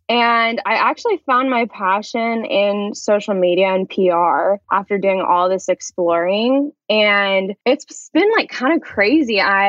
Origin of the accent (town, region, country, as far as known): Lincoln, Nebraska, United States; born or raised there; moved away as an adult; now in Los Angeles, United States